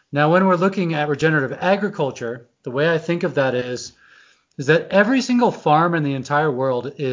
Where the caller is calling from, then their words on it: Idaho, United States; I am in Teton Valley, Idaho, and we have two feet of snow in our front yard.